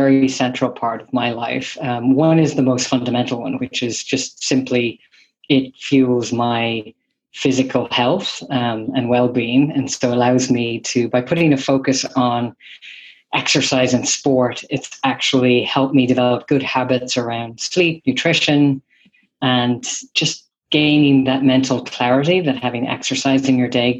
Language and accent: English; Ireland; moved away as an adult; also born or lived in San Francisco Bay Area, United States; now in San Francisco, United States; I am originally from Ireland, and I have been here in the Bay Area, San Francisco, for the last 25 years. I moved here right after college